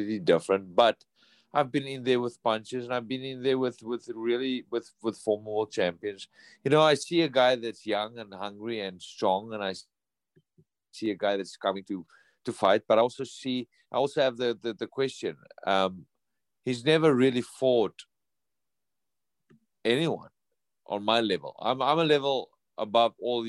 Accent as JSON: {"language": "English", "country": "South Africa", "moved": "as an adult", "lives_now": "United States", "said": "not in South Africa, my home country."}